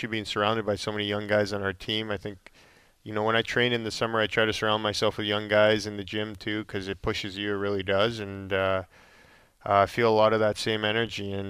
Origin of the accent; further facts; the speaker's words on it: Calgary, Alberta, Canada; yeah, I mean, just growing up in Calgary, basically, uh, I grew up there. Uh, I was there for 15 years and got to know the community really well.